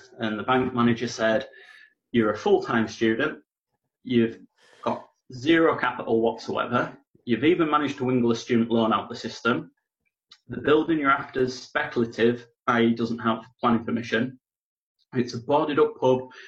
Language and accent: English; Darlington, North East England, United Kingdom